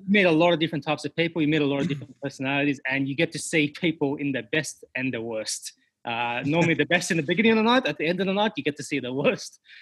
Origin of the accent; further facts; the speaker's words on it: Sydney, New South Wales, Australia; I'm from Sydney originally. Um, went to high school, did everything, went to uni